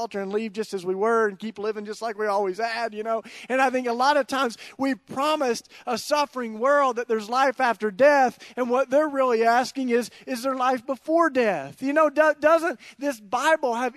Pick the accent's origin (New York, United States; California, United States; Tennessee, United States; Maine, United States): Tennessee, United States; East; moved away as an adult; now in Philadelphia, United States; I grew up in East Tennessee, which is about as different from North Philly as it gets